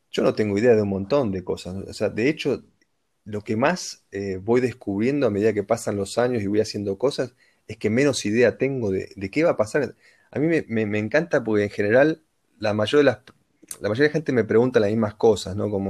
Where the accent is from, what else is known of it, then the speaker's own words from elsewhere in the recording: Argentina; first language Spanish; moved away as an adult; also born or lived in India; now in Germany; no soy ni nacionalista, ni me siento argentino, ni soy argentino, nací en Argentina